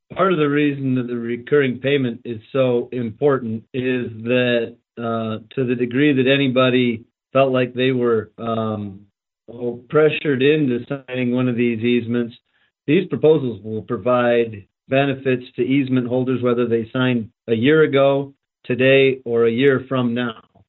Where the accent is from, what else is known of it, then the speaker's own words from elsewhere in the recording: Fort Pierre, South Dakota, United States; I'm from Fort Pierre.